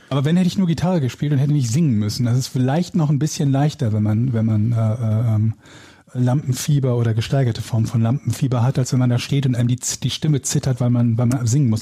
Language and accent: German; Willich, North Rhine-Westphalia, Germany; born or raised there; moved away; also born or lived in Hamburg